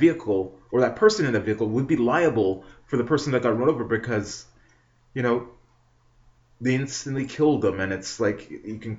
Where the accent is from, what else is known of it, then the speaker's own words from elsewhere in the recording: Canada; not just as a citizen, not just as a Canadian born